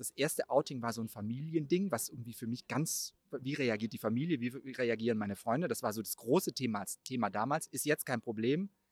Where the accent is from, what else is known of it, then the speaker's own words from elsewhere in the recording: Baden-Württemberg, Germany; moved away as an adult; also born or lived in Cologne / Mainz; aus meiner Heimatstadt in Baden-Württemberg nach Köln gezogen